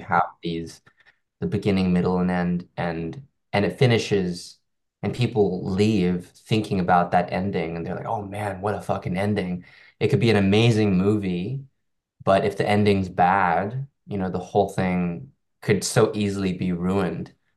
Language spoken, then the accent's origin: English; Hong Kong; I, I come from Hong Kong